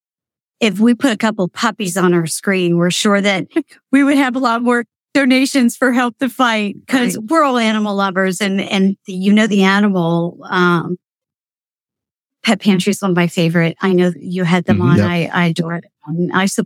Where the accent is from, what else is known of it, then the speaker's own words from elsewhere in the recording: Potter County, Pennsylvania, United States; moved away as an adult; now in Lancaster, United States; growing up in Potter County, I'm a country girl.